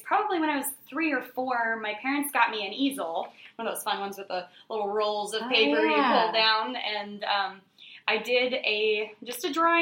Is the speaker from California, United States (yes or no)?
no; Fort Wayne, Indiana, United States; I am from here in Fort Wayne, born and bred.